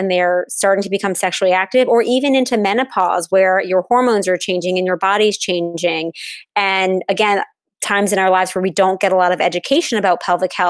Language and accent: English; New Orleans, Louisiana, United States; I am located in New Orleans, which is my hometown